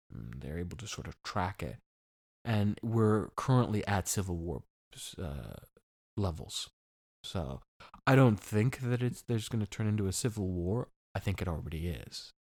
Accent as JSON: {"language": "English", "region": "East Coast", "country": "United States", "moved": "yes", "lives_now": "Orange County, United States", "said": "I come from the East Coast"}